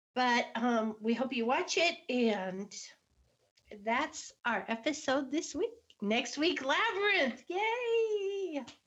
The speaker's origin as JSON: {"language": "English", "town": "Cincinnati", "region": "Ohio", "country": "United States", "tie": "born or raised there", "said": "I grew up in Cincinnati"}